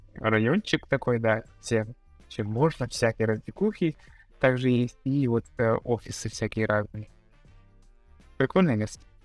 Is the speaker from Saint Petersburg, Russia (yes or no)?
no; Yakutsk, Sakha Republic, Russia; moved away as an adult; also born or lived in Moscow / Kazakhstan; now in Philippines; я, ну, уехал из родного города, из Якутска, в начале 21 года